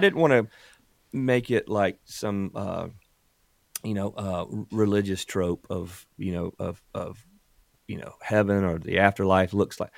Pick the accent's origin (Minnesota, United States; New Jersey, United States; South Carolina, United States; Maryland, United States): South Carolina, United States; South Carolina Low Country, United States; born or raised there